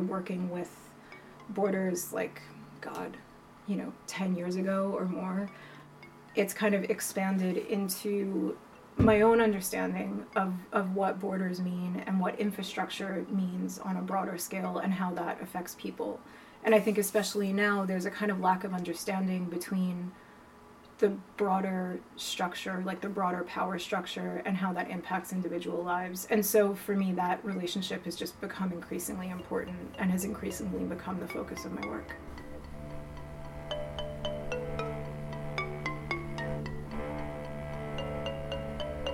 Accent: New York City, New York, United States; also born or lived in London; now in Los Angeles, United States; I am originally from Staten Island, New York, and I moved to LA at the end of 2012 from London, where I lived for 16 years

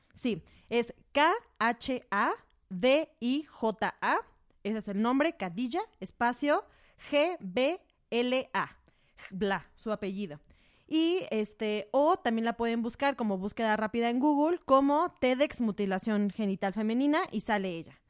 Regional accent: Mexico; como mexicanos

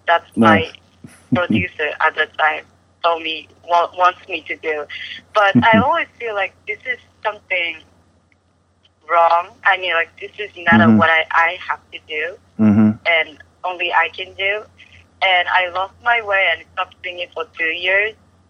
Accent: Osaka, Japan; first language Japanese; English is a second language; moved away as an adult; also born or lived in New York City; Osaka is my hometown.

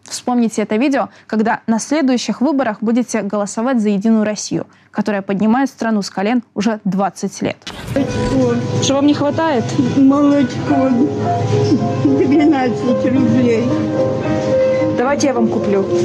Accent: Crimea, Ukraine; born there; я родилась в Крыму.

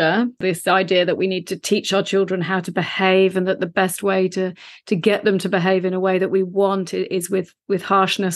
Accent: London, United Kingdom; now in Australia; I was raised in the UK. I'm from London originally.

